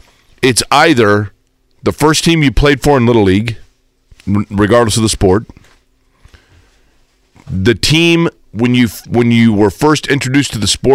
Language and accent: English; Indiana, United States; I grew up in Indiana. And what I knew when I was a kid was when I saw people wearing the shirt, it said Indiana. And I'm like, well, I live there. That's where I'm from.